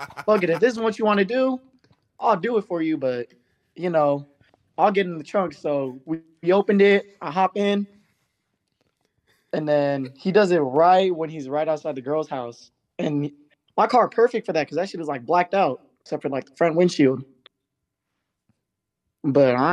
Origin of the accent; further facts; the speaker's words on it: Bay Area, California, United States; I'm from the Bay Area in California